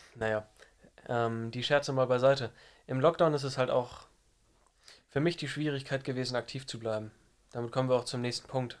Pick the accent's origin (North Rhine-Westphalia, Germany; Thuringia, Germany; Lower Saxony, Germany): Lower Saxony, Germany; ich komme aus dem Norden von Deutschland, aus Niedersachsen und gehe in der Nähe von Hamburg in der Wulmsdorf zur Schule